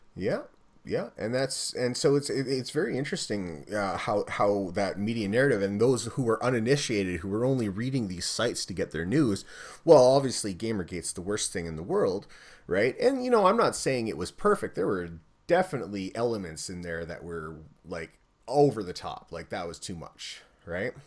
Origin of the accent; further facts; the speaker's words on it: Canada; I'm Canadian